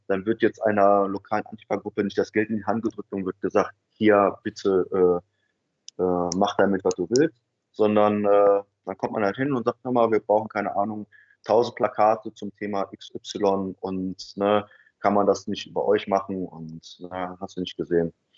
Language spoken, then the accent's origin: German; Germany; ich war ein ähm, Deutscher in einer migrantischen äh, Mehrheitsgesellschaft